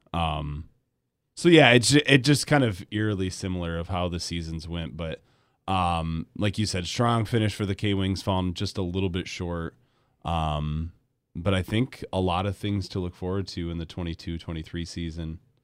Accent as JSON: {"language": "English", "town": "Grand Rapids", "region": "Michigan", "country": "United States", "tie": "born or raised there", "also_born_or_lived": "Sterling Heights, Michigan / Rochester Hills, Michigan", "said": "I grew up in Grand Rapids. I was away for seven, eight, nine years before I came back."}